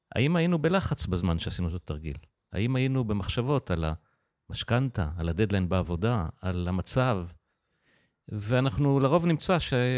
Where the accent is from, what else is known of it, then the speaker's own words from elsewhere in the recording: Israel; גדלתי בקיבוץ